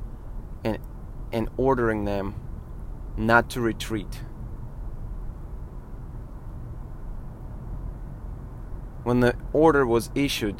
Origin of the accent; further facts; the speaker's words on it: Volgograd, Volgograd Oblast, Russia; I am from Volgograd, Russia, which is a former Stalingrad.